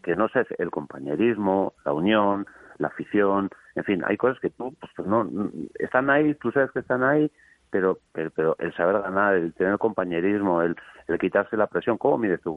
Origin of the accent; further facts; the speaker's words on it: Eibar, Basque Country, Spain; yo soy de Ibar.